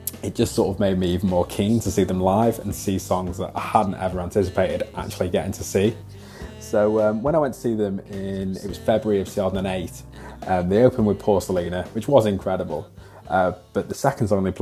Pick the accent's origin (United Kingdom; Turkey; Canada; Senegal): United Kingdom; Wales; I'm from Wales